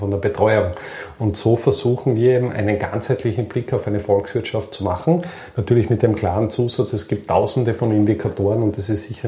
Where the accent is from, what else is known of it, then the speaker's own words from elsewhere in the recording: Austria; sind wir Österreicher jetzt nicht wirklich so, dass wir die großen Gründer sind